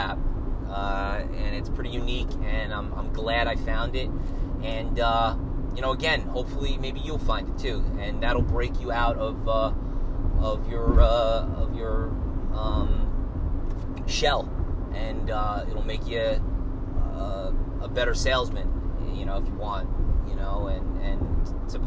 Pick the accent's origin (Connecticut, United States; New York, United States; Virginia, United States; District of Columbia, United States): New York, United States; Long Island; growing up on Long Island